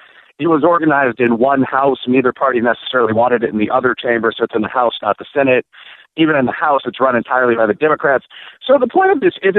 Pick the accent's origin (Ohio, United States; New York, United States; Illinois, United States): Illinois, United States; Chicago; moved away; also born or lived in Kentucky; I'm from the South Side of Chicago